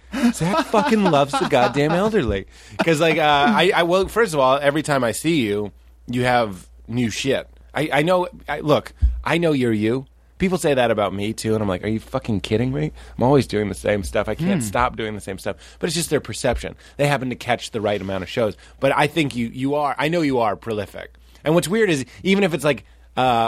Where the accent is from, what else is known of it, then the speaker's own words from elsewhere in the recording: Boston, Massachusetts, United States; I grew up in Boston.